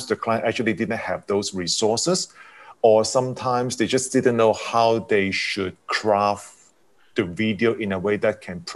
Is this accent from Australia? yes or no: no; Hong Kong; I was coming from Hong Kong